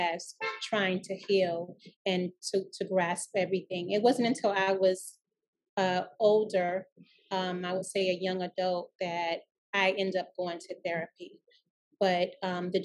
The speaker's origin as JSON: {"language": "English", "town": "New York City", "region": "New York", "country": "United States", "tie": "born or raised there", "said": "I was raised in Laurelton, Queens, and I went to school in District 29."}